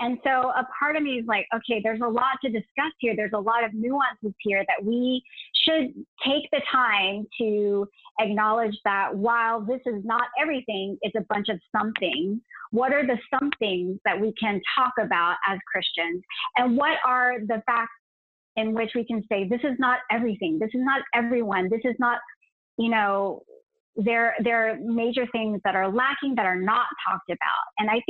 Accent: United States; the East-West sort of bicultural nature of like us growing up in the States or living in the States

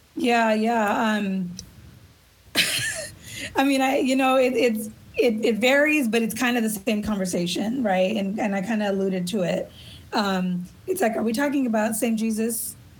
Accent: Los Angeles, California, United States; I grew up in East LA on a regular city urban block.

